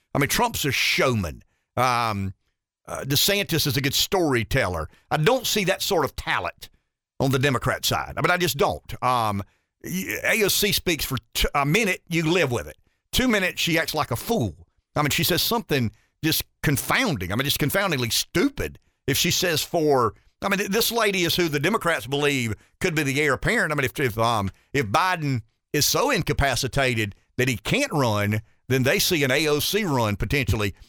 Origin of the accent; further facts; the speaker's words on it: Florence, South Carolina, United States; we're from Florence